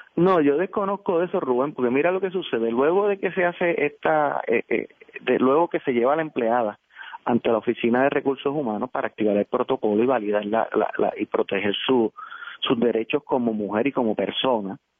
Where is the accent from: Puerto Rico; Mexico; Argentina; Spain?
Puerto Rico; Guaynabo; soy de Guaynabo